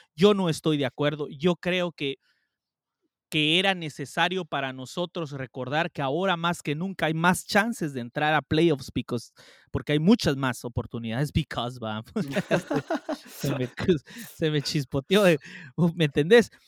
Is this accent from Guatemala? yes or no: yes; Guatemala; yo soy guatemalteco